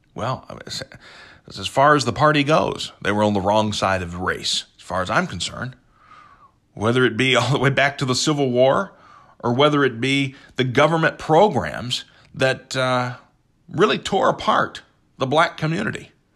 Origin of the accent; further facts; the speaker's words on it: United States; as an American